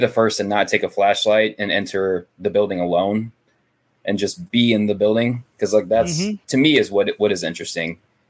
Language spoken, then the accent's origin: English; St. Louis, Missouri, United States; we're from St. Louis